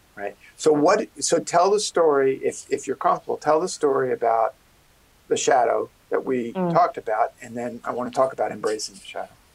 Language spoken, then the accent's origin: English; New York City, New York, United States; I'm a kid from Brooklyn